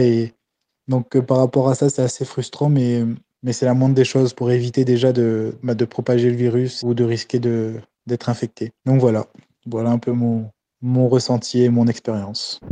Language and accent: French; Réunion; je suis arrivé aujourd'hui sur l'île de la Réunion